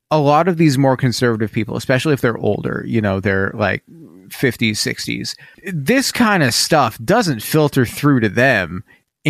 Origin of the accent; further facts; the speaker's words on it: Portland, Oregon, United States; I grew up in Portland, Oregon, the epicenter of liberalism and the woke mob